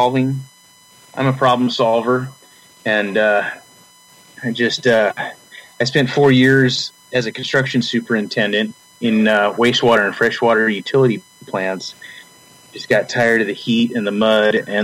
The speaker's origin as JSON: {"language": "English", "town": "Ord", "region": "Nebraska", "country": "United States", "tie": "born or raised there", "moved": "as an adult", "lives_now": "North Carolina, United States", "said": "I was raised in Ord, Nebraska, home of the Chanticleers"}